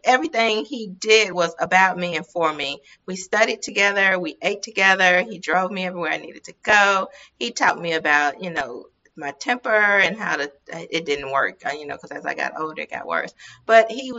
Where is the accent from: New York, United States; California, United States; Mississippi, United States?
Mississippi, United States; accent: Mississippi; also born or lived in Los Angeles, United States; the Mississippi accent